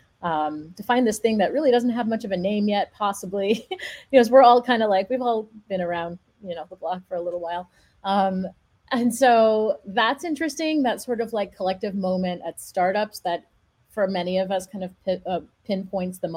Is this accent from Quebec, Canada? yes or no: yes; Montreal, Quebec, Canada; I grew up in Montreal